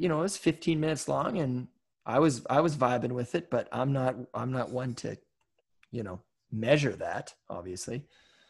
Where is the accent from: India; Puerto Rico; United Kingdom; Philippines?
United Kingdom; Scotland; Like I'm Scottish. So, you know, you can't just meet one Scottish person and be like, well, I guess they're all fucking cheap then.